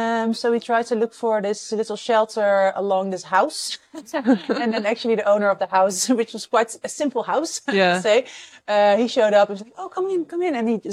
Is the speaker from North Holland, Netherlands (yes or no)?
yes; Amsterdam, North Holland, Netherlands; I'm from the Netherlands, Amsterdam.